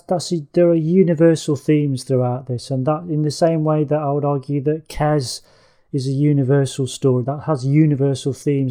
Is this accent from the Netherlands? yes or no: no; England, United Kingdom; As an Englishman